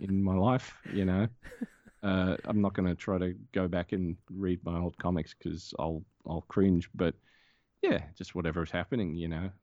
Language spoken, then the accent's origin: English; Australia; I'm an Australian